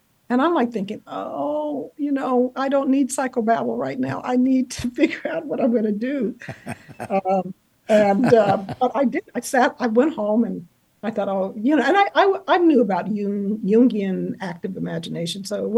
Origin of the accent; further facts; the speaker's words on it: California, United States; moved away; I was from California